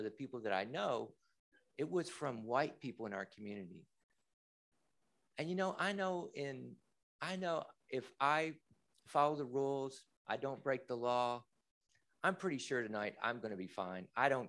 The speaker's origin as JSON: {"language": "English", "region": "the South", "country": "United States", "said": "and I'm from the South and I know about these anti-trans legislation."}